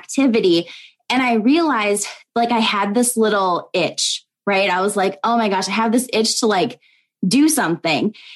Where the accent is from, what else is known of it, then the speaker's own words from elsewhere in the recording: Minnesota, United States; now in Iowa, United States; I was born and raised in Minnesota, but we live in Iowa right now